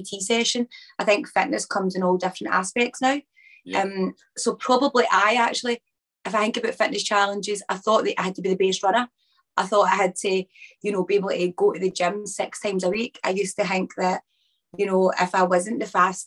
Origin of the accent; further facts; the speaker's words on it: Chapelhall, Scotland, United Kingdom; also born or lived in England; I was born in England and I moved to Scotland when I was about 5, my nan and papa